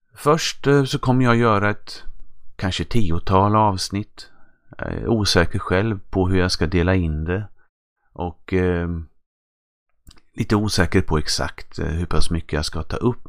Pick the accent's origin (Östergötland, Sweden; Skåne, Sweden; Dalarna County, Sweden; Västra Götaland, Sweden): Östergötland, Sweden; accent: östgötska; min östgötska